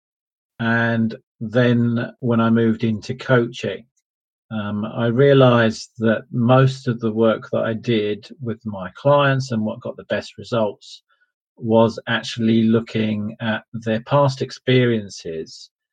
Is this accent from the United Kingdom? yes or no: yes; Ilford, London, United Kingdom; moved away as an adult; also born or lived in Essex; I grew up in a place called Ilford, which is in East London and on the Essex